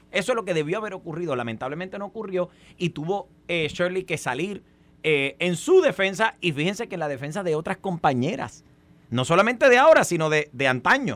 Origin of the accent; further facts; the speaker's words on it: Puerto Rico; nosotros como puertorriqueños y puertorriqueñas